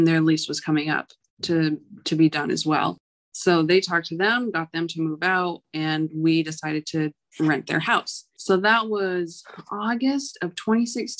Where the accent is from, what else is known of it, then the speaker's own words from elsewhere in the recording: New Hampshire, United States; moved away as an adult; also born or lived in Utah / Alaska / North Idaho / North Dakota; now in South Carolina, United States; I was born and raised in New Hampshire and met my husband there